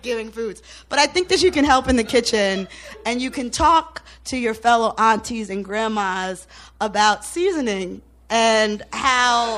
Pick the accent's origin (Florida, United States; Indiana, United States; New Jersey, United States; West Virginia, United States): New Jersey, United States; I am from New Jersey